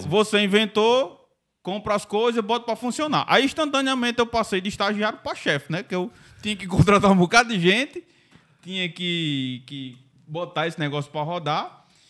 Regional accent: Mossoró, Rio Grande do Norte, Brazil; eu nasci em Mossoró

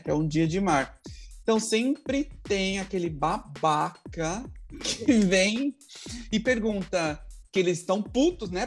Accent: Brazil; first language Portuguese; moved away; also born or lived in Texas; Sou, mas eu não falo espanhol.

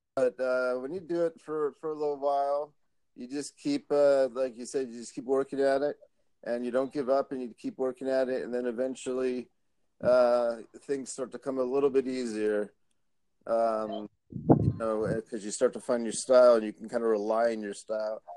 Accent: Philadelphia, Pennsylvania, United States; moved away; I'm originally from Philly

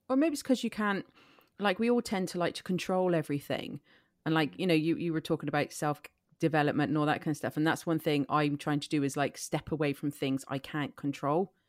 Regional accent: Ireland; I grew up in Ireland, which is very Catholic, heavy.

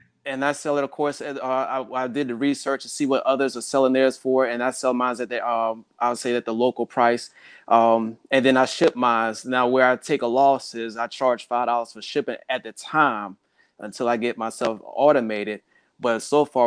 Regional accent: South Carolina, United States; now in Hampton Roads, United States; I grew up in South Carolina

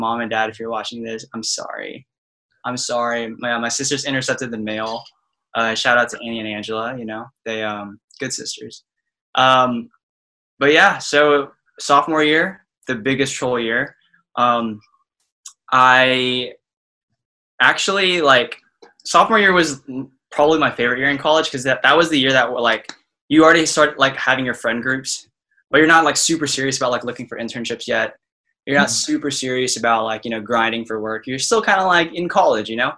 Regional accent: Austin, Texas, United States; moved away as an adult; also born or lived in Dallas, Texas; I'm from Austin, so I went to UT Dallas, and I was the only person in like my high school friend group that went to UTD

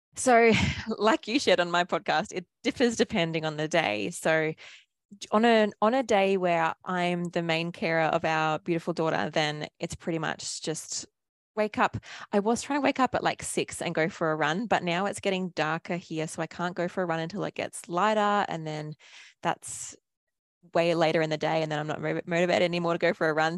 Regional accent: Australia; if you can't tell from my accent, I'm from Australia

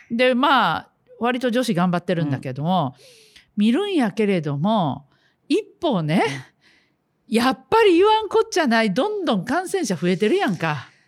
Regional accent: Takatsuki, Osaka, Japan; 初めてですね、私、地元の大阪府高槻市、JR 高槻駅で街頭演説してたら「はい、毎度ラジを聞いてます」という人が現れました

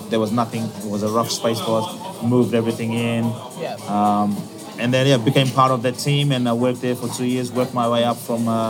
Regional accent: Lautoka, Western Division, Fiji; moved away as an adult; also born or lived in Washington, D.C.; now in Adelaide, Australia; moved from my hometown, Lautoka, which is in the west of Fiji

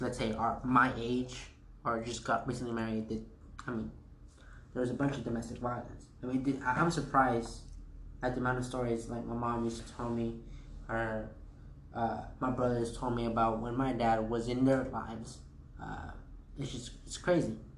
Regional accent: United States; I was actually the first kid to be born here in the United States

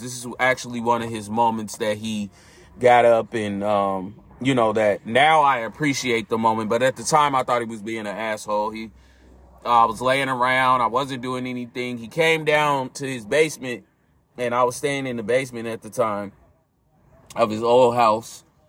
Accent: California, United States; I grew up in California.

